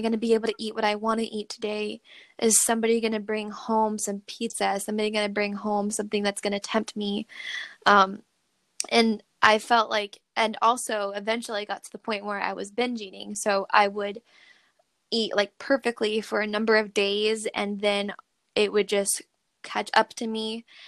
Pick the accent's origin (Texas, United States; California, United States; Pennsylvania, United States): California, United States; Redding; now in Sacramento, United States; I ended up going back to my hometown, which is in Redding, California